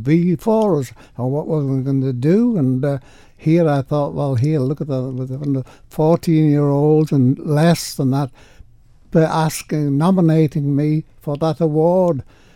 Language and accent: English; Sulby, Isle of Man; Well, There weren't a lot of boys or girls in the village, but there were enough of us to have a form little groups, and we used to enjoy ourselves.